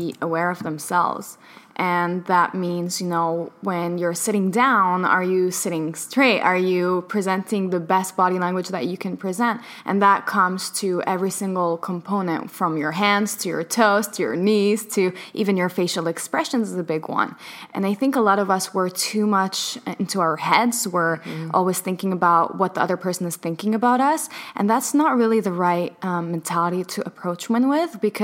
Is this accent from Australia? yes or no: no; Palestine; I was born in Palestine, so, you know, a land of occupation